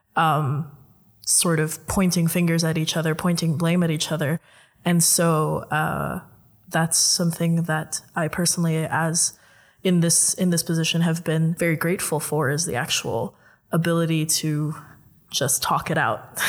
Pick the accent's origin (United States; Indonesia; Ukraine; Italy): Indonesia; now in Netherlands; I'm Filipino, but I was raised in Indonesia